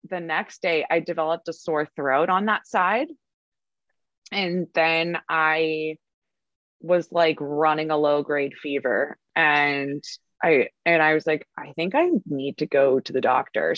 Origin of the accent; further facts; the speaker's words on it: Cincinnati, Ohio, United States; now in West Hollywood, United States; I grew up in Cincinnati, Ohio